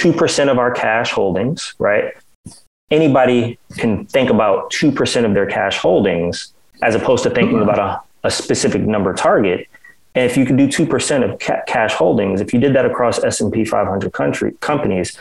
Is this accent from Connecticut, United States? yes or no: yes; New Haven, Connecticut, United States; growing up in New Haven, because we are from Connecticut